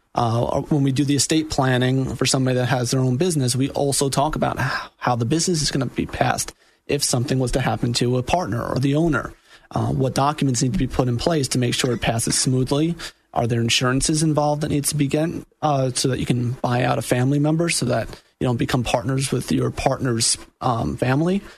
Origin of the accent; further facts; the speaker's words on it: New York, United States; moved away as an adult; also born or lived in Jacksonville, Florida; now in Orlando, United States; I am also from New York, born and raised